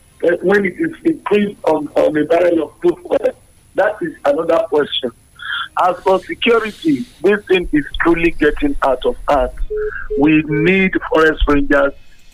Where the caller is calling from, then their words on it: United States; I'm calling from America.